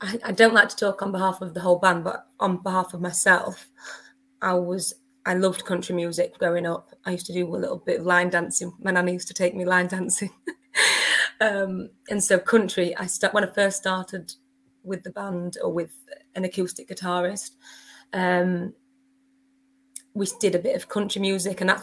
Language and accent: English; near Bawtry, Doncaster, Yorkshire and the Humber, United Kingdom; I grew up near Bawtry, which is near Doncaster